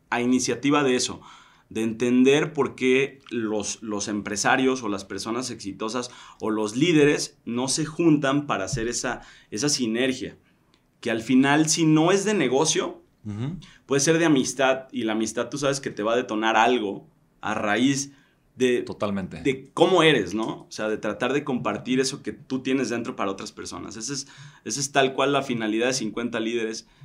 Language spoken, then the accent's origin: Spanish; Tequila, Jalisco, Mexico; moved away as an adult; also born or lived in Mexico City; now in Tequila, Mexico; la tierra en donde yo soy, que es, que es Tequila, ¿no? Entonces nos devolvimos a Tequila.